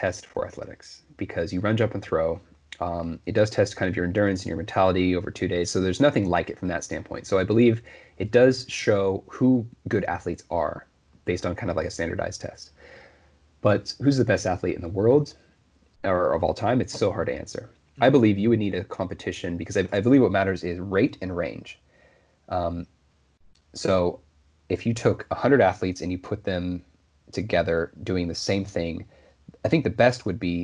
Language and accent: English; Oregon, United States; I grew up in Oregon, so my state track meet was always held at Hayward Field